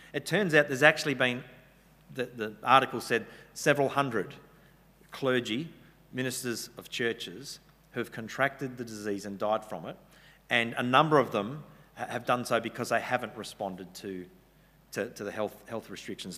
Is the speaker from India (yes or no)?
no; Western Australia, Australia; now in New South Wales, Australia; I'm from Western Australia originally